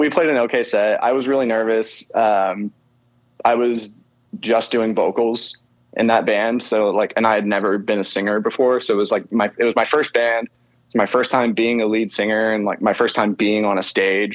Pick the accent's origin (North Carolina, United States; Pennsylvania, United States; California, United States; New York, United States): California, United States; San Jose; my hometown, San Jose, California.